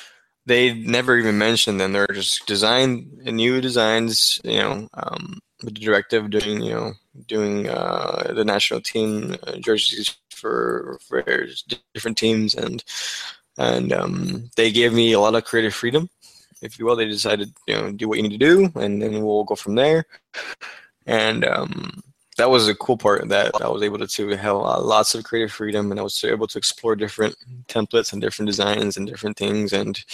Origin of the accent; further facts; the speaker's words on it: Texas, United States; I was able to agree to work from my hometown here in Texas